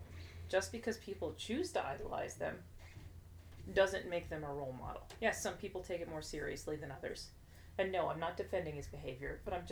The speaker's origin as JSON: {"language": "English", "country": "United States", "said": "We as Americans"}